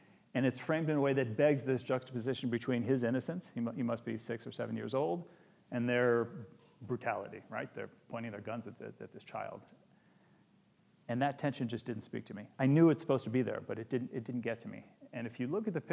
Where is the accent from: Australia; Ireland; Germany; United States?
United States; I've really only conceived of myself as an American.